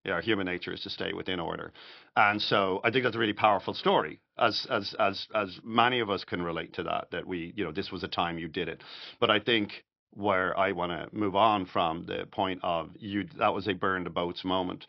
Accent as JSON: {"language": "English", "town": "Dublin", "region": "Leinster", "country": "Ireland", "also_born_or_lived": "New York", "moved": "as an adult", "lives_now": "Florida, United States", "said": "I'm Irish, I'm from Dublin"}